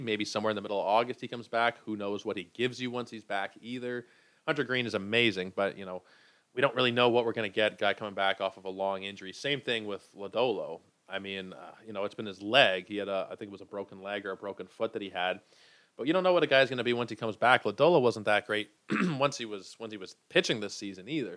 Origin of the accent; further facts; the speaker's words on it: Canada; I am a Canadian.